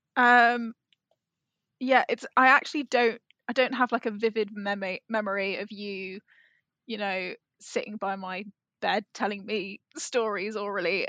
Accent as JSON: {"language": "English", "region": "England", "country": "United Kingdom", "tie": "born or raised there", "said": "if you grow up in England"}